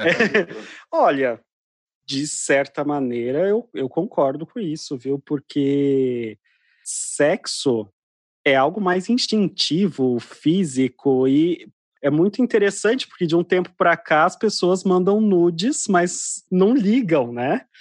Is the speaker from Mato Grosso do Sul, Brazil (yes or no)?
yes; Mato Grosso do Sul, Brazil; eu sou do, do interior, né? sou do Mato Grosso do Sul